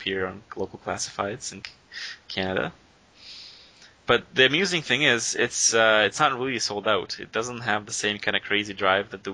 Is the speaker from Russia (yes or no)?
yes; Russia; I'm from Europe